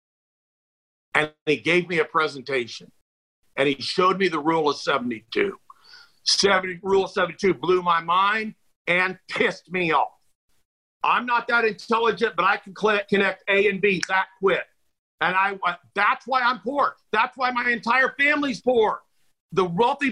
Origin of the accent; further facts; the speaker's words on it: McPherson, Kansas, United States; moved away as an adult; also born or lived in Manhattan, Kansas / Salina, Kansas / Topeka, Kansas; where we're from